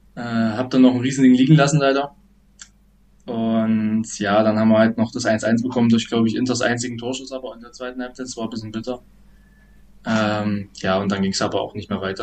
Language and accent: German; Reinsdorf, Saxony-Anhalt, Germany; also born or lived in Nebra; ich komme eigentlich aus Rheinsdorf, das liegt neben Nebra